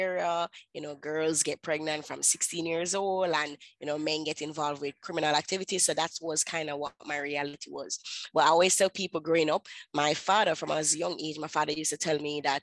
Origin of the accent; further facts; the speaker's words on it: Kingston, Jamaica; I'm from Kingston, Jamaica